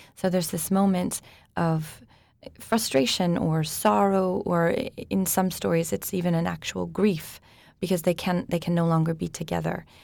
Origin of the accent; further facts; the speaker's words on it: United States; now in Switzerland; I'm an American living in Switzerland